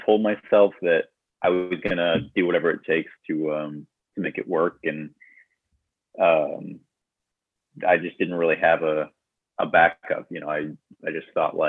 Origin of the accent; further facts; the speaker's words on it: Tumwater, Washington, United States; moved away as an adult; now in Los Angeles, United States; I'm originally from Washington State. I grew up in a town called Tumwater.